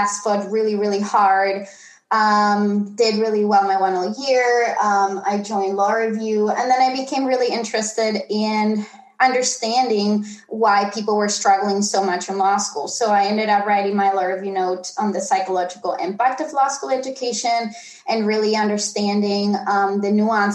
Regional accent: Tenerife, Canary Islands, Spain; I was born and raised in the Canary Islands in Tenerife

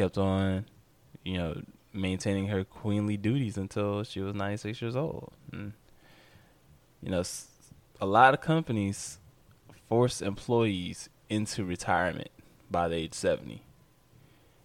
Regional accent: United States; as an American

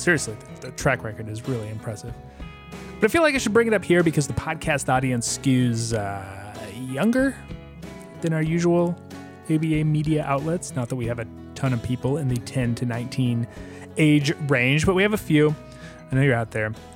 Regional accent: United States; I'm an American

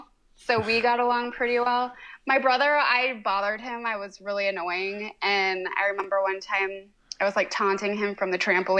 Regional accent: Michigan, United States; also born or lived in California; And so I was born out there, but then they moved back to Michigan when I was like 7 months old.

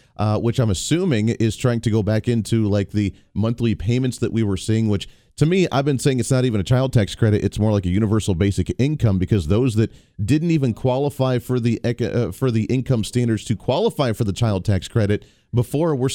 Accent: Kansas, United States; here in my home state, here in the state of Kansas

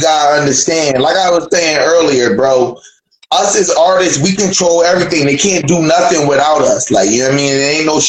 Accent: Philadelphia, Pennsylvania, United States; I'm from Philly. Feel me? Y'all really don't have to worry about being known in y'all city.

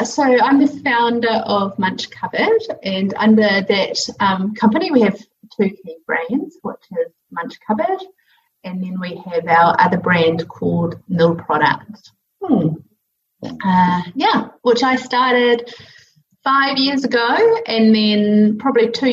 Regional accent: New Zealand; I grew up in New Zealand where we could swim absolutely everywhere and every river, every beach

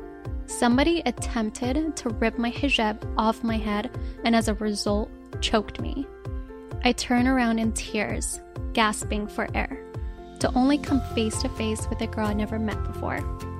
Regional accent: Rabat, Rabat-Salé-Kénitra, Morocco; I am from Rabat. It is the capital city of Morocco.

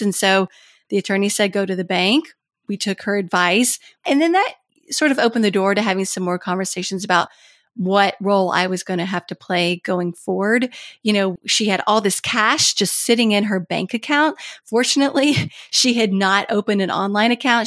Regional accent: Kentucky, United States; born or raised there; moved away as an adult; also born or lived in Washington, D.C.

